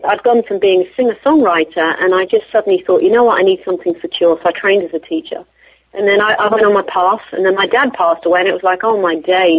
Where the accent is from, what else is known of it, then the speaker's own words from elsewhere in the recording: England, United Kingdom; I'm from England. I don't know what to say, you know. Born to Sicilian Irish parents.